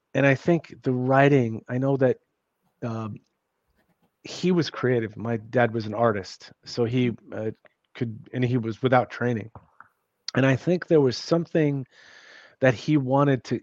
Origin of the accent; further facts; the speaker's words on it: New York City, New York, United States; I grew up in New York City